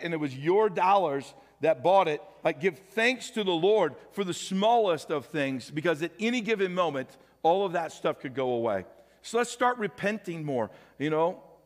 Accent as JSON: {"language": "English", "town": "St. Louis", "region": "Missouri", "country": "United States", "tie": "born or raised there", "moved": "yes", "lives_now": "Nebraska, United States", "said": "I grew up with in St. Louis, went to high school together"}